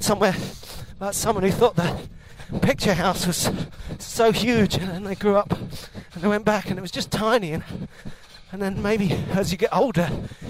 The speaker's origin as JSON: {"language": "English", "region": "London", "country": "United Kingdom", "tie": "born or raised there", "said": "I grew up in one of these semis."}